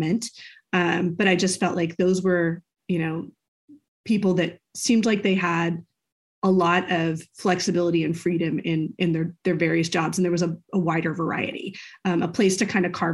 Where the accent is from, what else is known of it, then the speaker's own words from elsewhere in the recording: United States; I'm an American